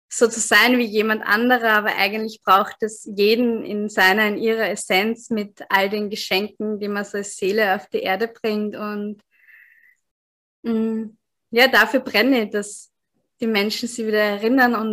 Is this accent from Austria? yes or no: yes; Austria; now in Tanzania; Also ich bin … ich komme ursprünglich in, aus Österreich, aber jetzt bin ich gerade in Sansibar, also gerade aus Sansibar in Ostafrika zugeschaltet